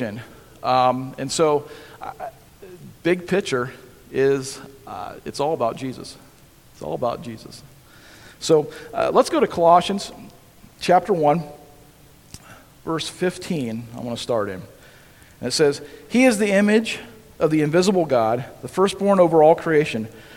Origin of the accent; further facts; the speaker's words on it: Holmesville, United States; I grew up in Holmesville, a little town just north of here.